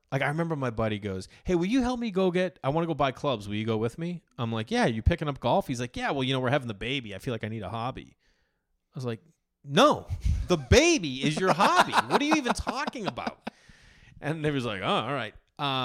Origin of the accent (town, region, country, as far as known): Massachusetts, United States; born or raised there